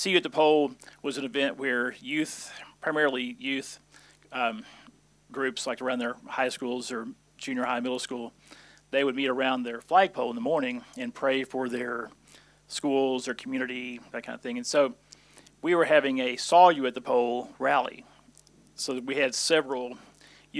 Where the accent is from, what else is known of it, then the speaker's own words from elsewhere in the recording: Arkansas, United States; moved away as an adult; now in Fort Worth, United States; I was born in Arkansas, so I'm not originally a Texan